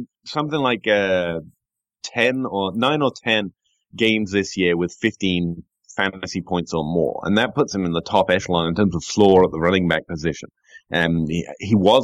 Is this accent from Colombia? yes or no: no; England, United Kingdom; moved away; I'm English here